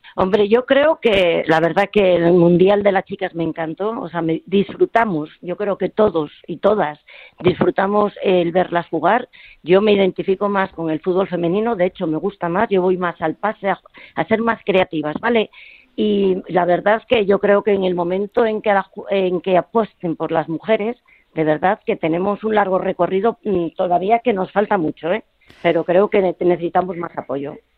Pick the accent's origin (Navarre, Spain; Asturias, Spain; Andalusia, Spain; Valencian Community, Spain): Asturias, Spain; Gijón; moved away; also born or lived in Madrid; fue llegar a Madrid, que yo soy de Gijón